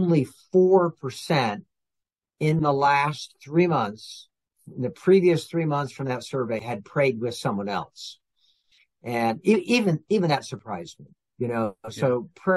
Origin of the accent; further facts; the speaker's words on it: California, United States; also born or lived in Oregon; I grew up out in California and Oregon, so I'm a West Coast Californian